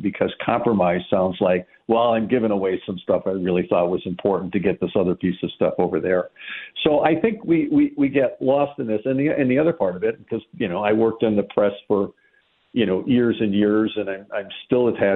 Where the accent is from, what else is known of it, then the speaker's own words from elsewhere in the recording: Madison, Wisconsin, United States; Madison, you know, my hometown's famous for this